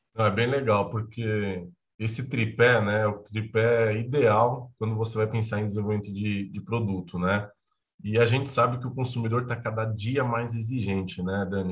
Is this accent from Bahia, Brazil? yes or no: yes; Bahia, Brazil; O estado onde eu nasci, que é a Bahia